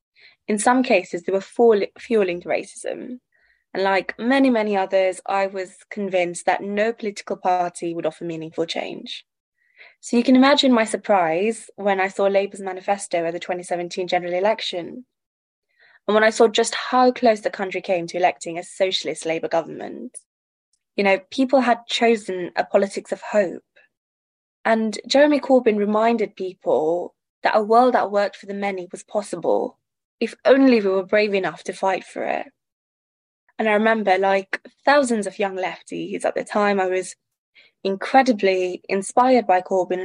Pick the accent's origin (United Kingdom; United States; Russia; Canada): United Kingdom; I grew up in Tory Britain